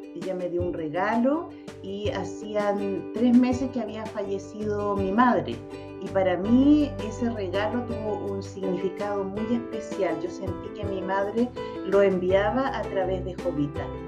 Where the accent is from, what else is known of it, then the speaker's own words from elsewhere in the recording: Chile; yo soy chilena, nací en Chile